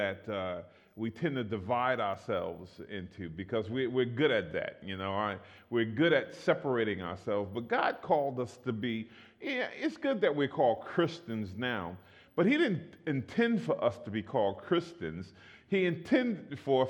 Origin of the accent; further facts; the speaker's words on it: New York, United States; moved away; also born or lived in East Oakland; I'm originally from New York